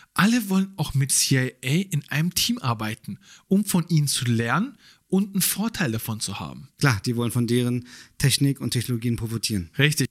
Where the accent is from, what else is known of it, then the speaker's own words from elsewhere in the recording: Germany; wir leben hier seit Jahren, wir sind hier aufgewachsen, wir sind hier geboren. Man würde sagen, ja, man fühlt sich auch als Deutscher